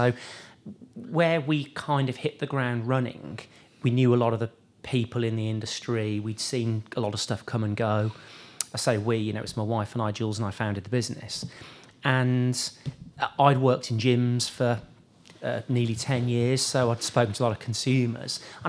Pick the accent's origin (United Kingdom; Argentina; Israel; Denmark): United Kingdom; Birmingham, West Midlands; Yeah, Birmingham, yeah. So yeah. I was born in Soldy Hill, lived in Birmingham my whole life.